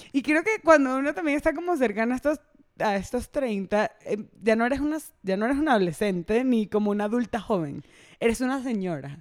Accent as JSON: {"language": "Spanish", "country": "Venezuela", "accent": "Venezuelan", "moved": "yes", "lives_now": "Mexico", "said": "Yo soy venezolana, venezolanísima"}